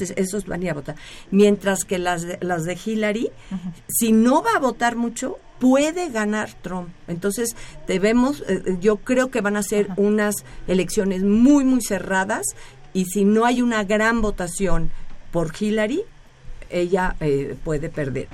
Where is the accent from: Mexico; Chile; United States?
Mexico; nosotros aquí en México